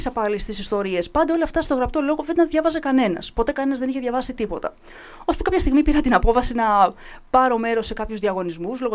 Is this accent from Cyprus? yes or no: no; Nea Polylagonia, Greece; ειδικότερα στο χωριό μου, στην Νέα Πολυλαγωνία.